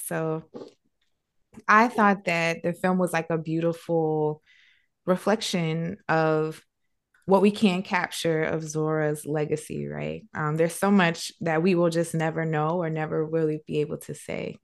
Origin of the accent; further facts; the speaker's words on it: South Carolina, United States; I'm from South Carolina. So it's a black girl from the South